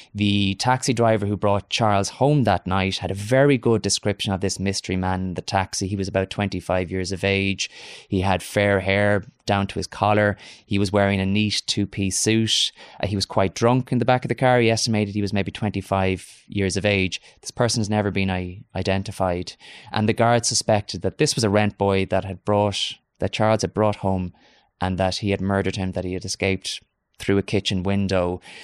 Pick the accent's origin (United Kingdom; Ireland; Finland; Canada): Ireland; Galway, Connacht; moved away as an adult; now in Dublin, Ireland; my hometown of Galway